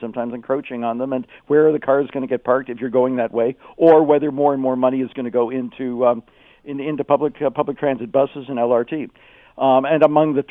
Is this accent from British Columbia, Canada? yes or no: no; Toronto, Ontario, Canada; now in Kitchener-Waterloo, Canada; I'm originally from Toronto, although I live in KW now